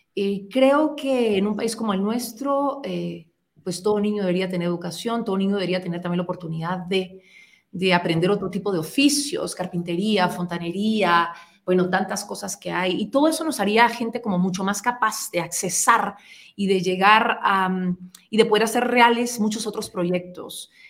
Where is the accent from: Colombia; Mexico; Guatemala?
Guatemala; nosotros como guatemaltecos